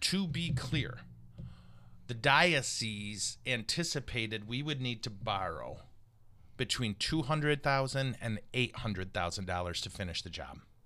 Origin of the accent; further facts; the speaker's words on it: Montrose, Michigan, United States; I'm from Montrose